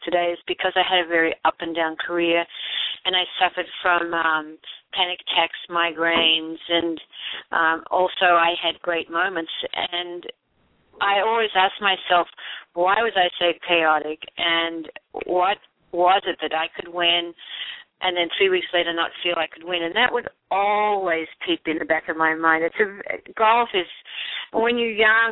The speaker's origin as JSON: {"language": "English", "country": "Australia", "tie": "born or raised there", "moved": "yes", "lives_now": "Arizona, United States", "said": "I grew up in Aussie"}